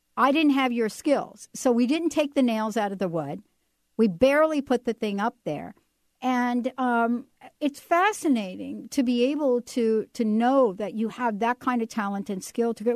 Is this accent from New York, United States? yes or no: yes; New York, United States; I grew up in the Bronx